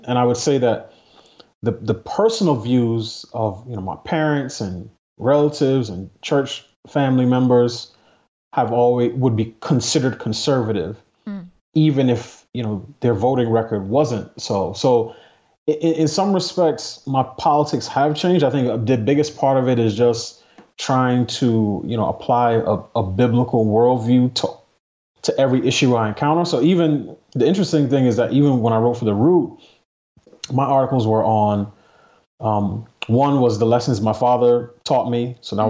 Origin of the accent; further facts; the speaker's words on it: New York City, New York, United States; I grew up in New York City. There weren't that many Republicans to vote for.